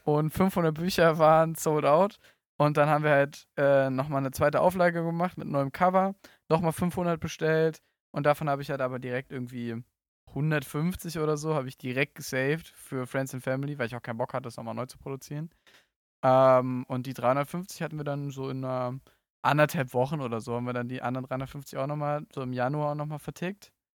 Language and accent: German; Berlin, Germany; now in Cologne, Germany; Ich komme aus Berlin, bin jetzt in Köln